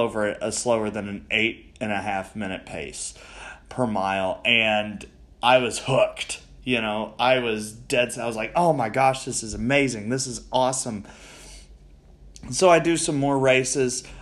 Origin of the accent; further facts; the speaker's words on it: Owensboro, Kentucky, United States; I was back in my hometown